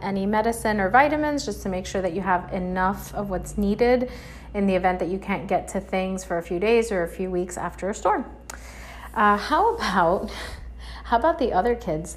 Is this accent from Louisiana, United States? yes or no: no; Miami, Florida, United States; being born and raised in Miami, I've been through a few hurricanes